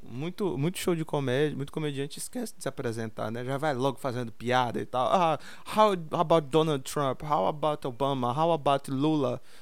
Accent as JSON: {"language": "Portuguese", "town": "Taboão da Serra", "region": "São Paulo", "country": "Brazil", "said": "eu vim de Taboão da Serra"}